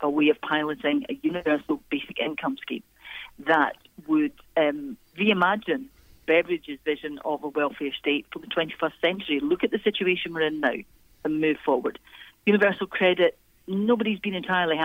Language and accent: English; Clydeside, Scotland, United Kingdom; I was brought up in Clydeside